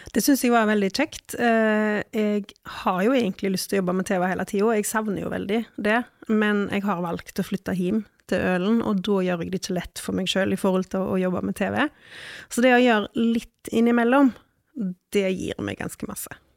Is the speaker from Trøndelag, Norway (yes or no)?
no; Ølen, Vestland, Norway; jeg er fra Ølen